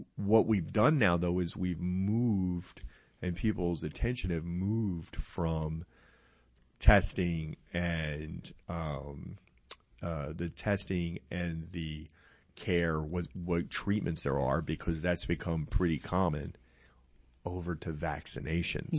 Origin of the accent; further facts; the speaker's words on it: New Jersey, United States; now in Henderson County, Texas, United States; I'm from New Jersey